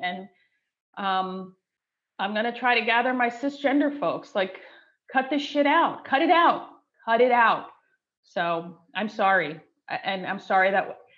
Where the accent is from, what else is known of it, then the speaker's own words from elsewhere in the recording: New Jersey, United States; now in Seattle, United States; you're in my home state where I grew up